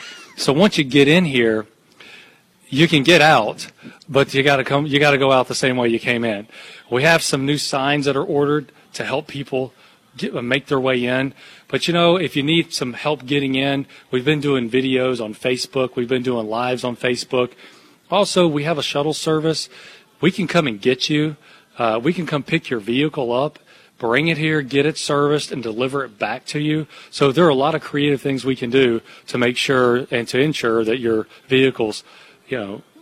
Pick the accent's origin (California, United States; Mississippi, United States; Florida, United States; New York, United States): Mississippi, United States; Absolutely. Big Cowboy fans in Mississippi, big Saints fans in Mississippi.